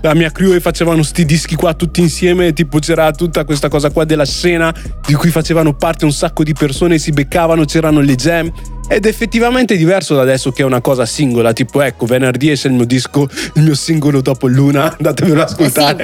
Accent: Italy; persone come me nate e cresciute in Italia di origini straniere

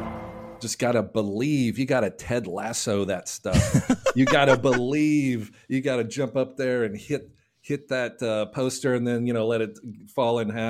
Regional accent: Nashville, Tennessee, United States; Yeah, I'm a Russian bot. … I'm from Nashville.

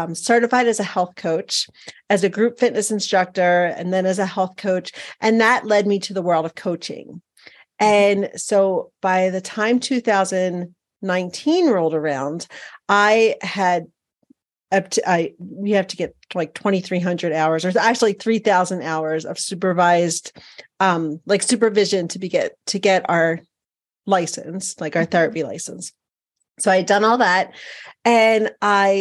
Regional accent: Philadelphia, Pennsylvania, United States; moved away as an adult; also born or lived in Montana; now in Billings, United States; I'm originally from Philadelphia, Pennsylvania, or the suburbs

